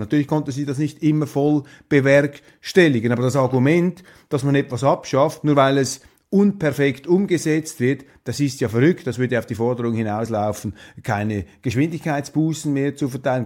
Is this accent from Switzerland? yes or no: yes; Switzerland; meiner Heimat, meines Heimatlandes